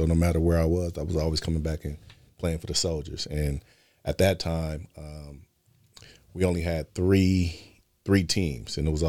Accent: Oakland, California, United States; also born or lived in Los Angeles; I grew up in Oakland and in LA.

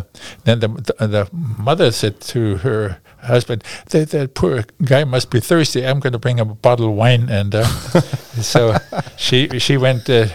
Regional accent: Garmisch-Partenkirchen, Bavaria, Germany; accent: German; English is a second language; moved away as an adult; also born or lived in Berlin / Hawaii / Paris; now in Alaska, United States; I headed back to Garmisch with my brothers and family.

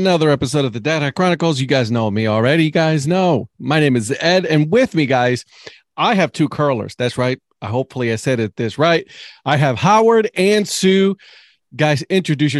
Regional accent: Puerto Rico; also born or lived in Cleveland, Ohio; now in Raleigh-Durham, United States; I'm originally from Puerto Rico, and I'm telling you right now, curling is not a sport there. So I actually picked it up when I moved to Cleveland

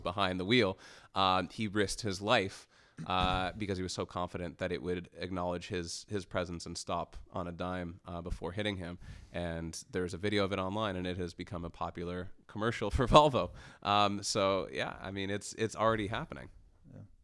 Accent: Canada; as a Canadian and and being in the Canadian tech ecosystem

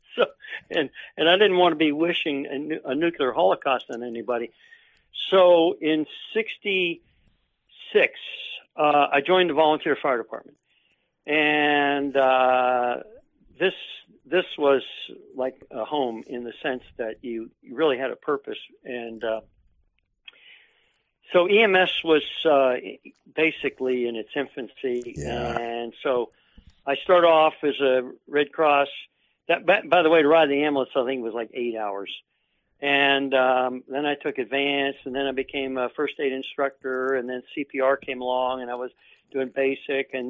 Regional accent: Takoma Park, Maryland, United States; also born or lived in Washington, D.C.; grew up in Maryland, and at the time, I think the second largest city in the state of Maryland was the city of Tacoma Park

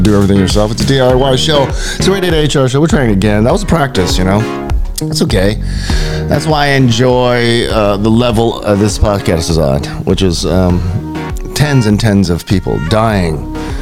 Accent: Hawaii, United States; we was born and raised in Hawaii

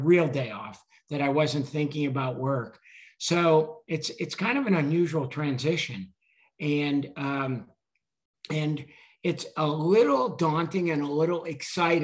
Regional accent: Buffalo, New York, United States; moved away as an adult; also born or lived in Massachusetts; I grew up in Buffalo, and Buffalo, when I grew up, was a steel town and automobile factory, industrial city.

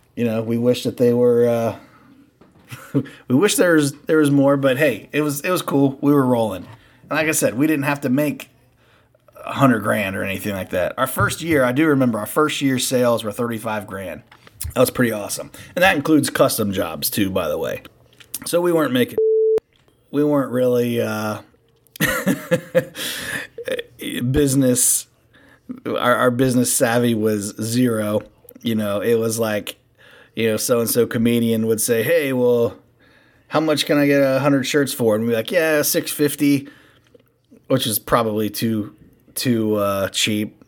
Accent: Cincinnati, Ohio, United States; We are from Cincinnati and we're local

